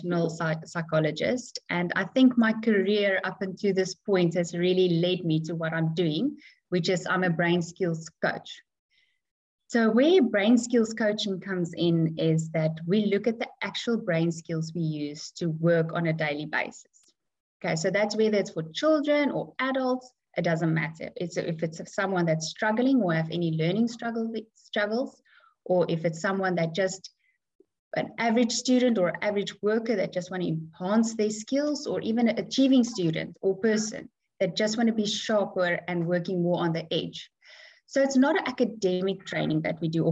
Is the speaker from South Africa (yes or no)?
yes; South Africa; moved away as an adult; now in Dubai, United Arab Emirates; I come from South Africa. We moved to Dubai for about 5 years ago, so we are in Dubai now.